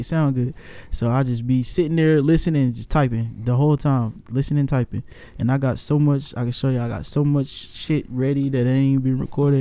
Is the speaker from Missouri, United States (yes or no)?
yes; Kansas City, Missouri, United States; now in San Diego, United States; I'm from Kansas City. I'm a city boy